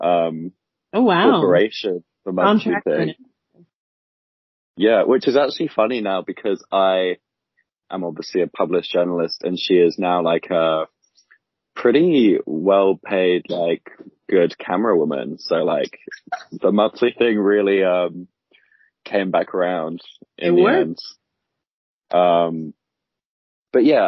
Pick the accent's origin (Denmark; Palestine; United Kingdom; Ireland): United Kingdom; moved away as an adult; now in New Zealand; I'm like a British backpacker who's here during COVID times.